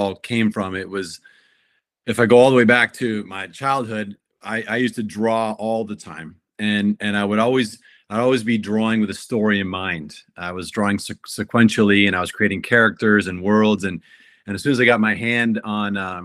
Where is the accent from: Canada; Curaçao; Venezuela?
Canada; Kitchener, Ontario; moved away as an adult; also born or lived in Florida; I studied fine arts in my hometown in Kitchener, Ontario